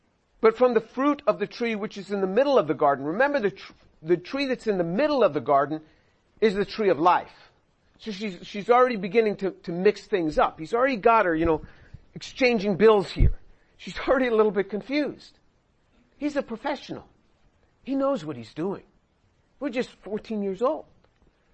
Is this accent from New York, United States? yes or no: yes; New York, United States; When I was growing up in New York as a kid